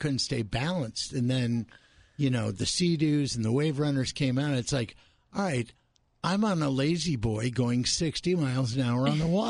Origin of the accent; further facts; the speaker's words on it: California, United States; moved away; I lived at the lake. I'm a water sign. I'm from California.